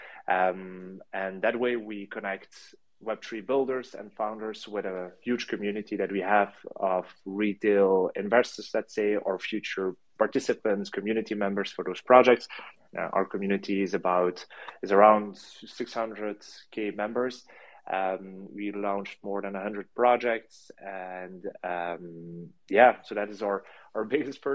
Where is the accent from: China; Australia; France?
France; now in Belgium; I'm based in Belgium. And so I'm originally from France, but I've been studying here and I live here.